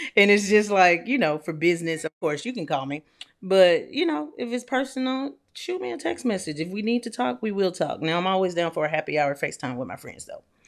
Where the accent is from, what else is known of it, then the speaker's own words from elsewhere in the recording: Atlanta, Georgia, United States; also born or lived in Nashville / Louisville; now in Houston, United States; I'm from Atlanta. I've lived in Nashville. I lived in Louisville, and now I live in Houston